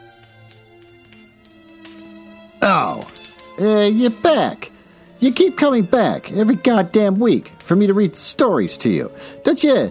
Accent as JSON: {"language": "English", "region": "Minnesota", "country": "United States", "said": "my home state, Minnesota."}